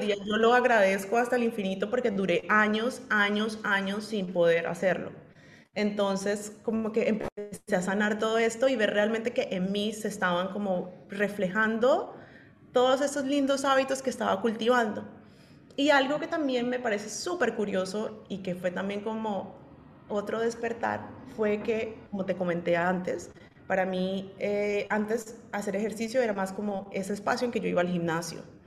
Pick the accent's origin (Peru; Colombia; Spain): Colombia; soy colombiana